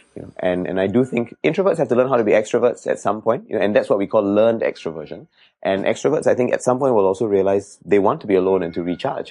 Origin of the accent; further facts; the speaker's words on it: Singapore; I was born in Jalan Kayu for a couple of years, and we stayed there. And then after that, we moved to Bedok North, and then we moved here after that when I was seven